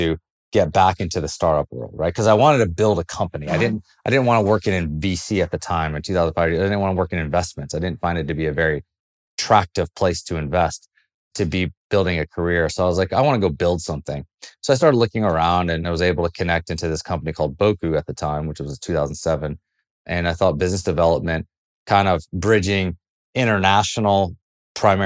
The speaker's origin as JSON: {"language": "English", "town": "Greenville", "region": "South Carolina", "country": "United States", "tie": "born or raised there", "also_born_or_lived": "San Francisco Bay Area", "moved": "yes", "said": "I grew up in South Carolina in Greenville"}